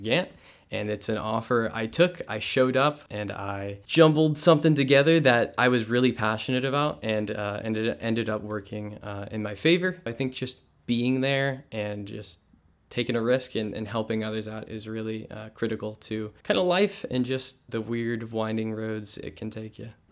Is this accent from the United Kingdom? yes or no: no; Hillsboro, Missouri, United States; I'm from Hillsboro, Missouri